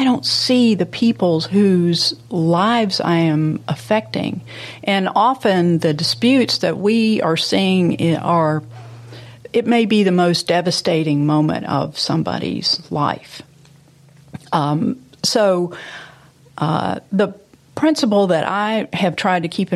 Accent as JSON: {"language": "English", "town": "Memphis", "region": "Tennessee", "country": "United States", "tie": "born or raised there"}